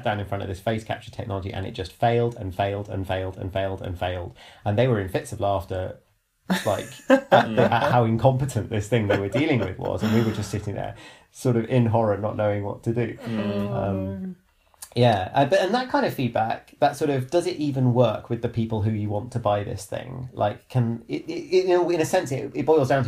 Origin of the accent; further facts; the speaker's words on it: United Kingdom; I'm British